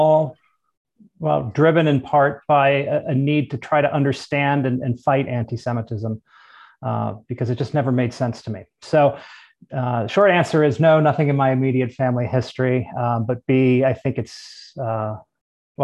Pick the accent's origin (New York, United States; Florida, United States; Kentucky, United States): Kentucky, United States; I grew up in Kentucky